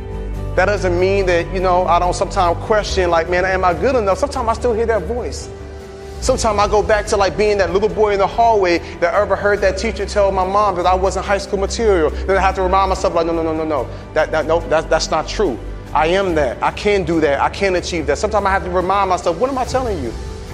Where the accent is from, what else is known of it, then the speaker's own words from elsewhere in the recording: Atlanta, Georgia, United States; I came all the way from Atlanta, Georgia to tell you